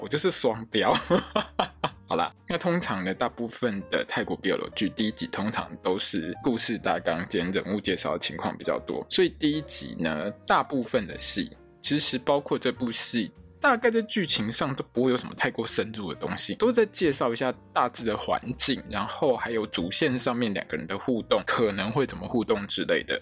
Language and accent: Chinese; Taiwan; 我们台湾人